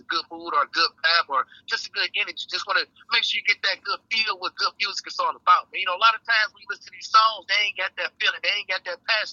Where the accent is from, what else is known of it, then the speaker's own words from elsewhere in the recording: Detroit, Michigan, United States; Born and raised, Eastside, you know. Shit, growing up in a D